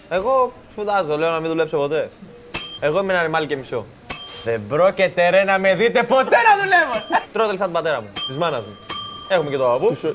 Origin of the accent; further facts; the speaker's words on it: Cyprus; Κομπάρε, εγώ είμαι από Σύπρο, έχω κάνει